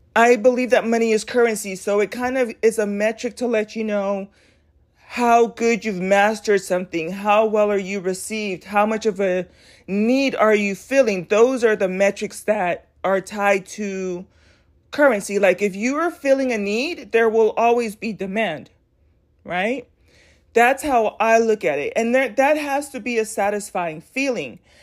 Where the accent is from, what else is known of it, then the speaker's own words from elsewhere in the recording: United States; I'm proud to be an American